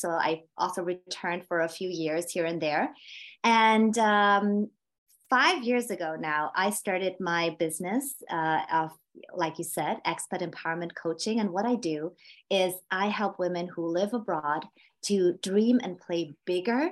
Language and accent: English; Vienna, Austria; moved away as an adult; now in Bilbao, Spain; I was born and raised in Vienna, Austria, Central Europe.